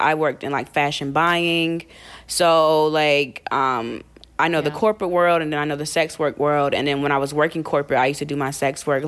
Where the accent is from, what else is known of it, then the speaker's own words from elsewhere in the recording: North Carolina, United States; moved away as an adult; now in New York, United States; I moved from North Carolina. That's where I'm originally from.